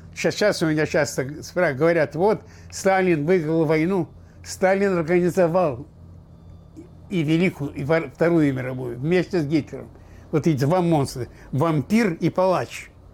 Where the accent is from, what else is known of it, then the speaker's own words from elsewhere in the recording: Slawharad, Mogilev Region, Belarus; also born or lived in Odesa, Ukraine; now in United States; Я родился в Белоруссии, Славгород, в 21 году